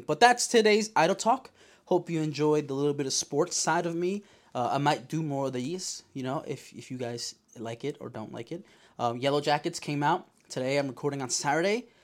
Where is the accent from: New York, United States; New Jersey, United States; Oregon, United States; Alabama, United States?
New York, United States; Yonkers; I'm from Yonkers